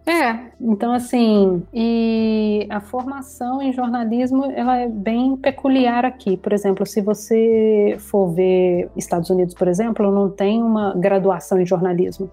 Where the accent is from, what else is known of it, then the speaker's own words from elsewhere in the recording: Contagem, Minas Gerais, Brazil; moved away as an adult; also born or lived in Belo Horizonte; now in Rio de Janeiro, Brazil; eu nasci em Contagem, na região metropolitana de Belo Horizonte. Uhum. Passei ali minha infância, minha juventude e agora já tem pouco mais de 10 anos no Rio de Janeiro